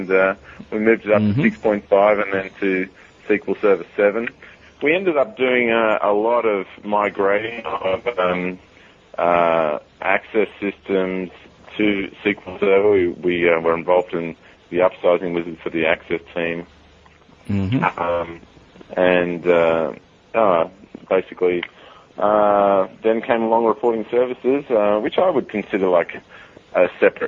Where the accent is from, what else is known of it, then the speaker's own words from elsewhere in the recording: Sydney, New South Wales, Australia; I'm actually obviously from Sydney